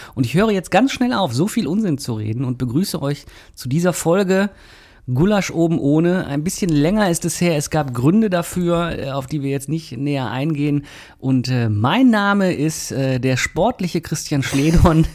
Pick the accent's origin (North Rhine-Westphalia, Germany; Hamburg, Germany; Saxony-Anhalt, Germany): North Rhine-Westphalia, Germany; Mülheim an der Ruhr; Ich bin da ja in der Ecke groß geworden, mhm. also nicht in Oberhausen, aber in äh, Dümten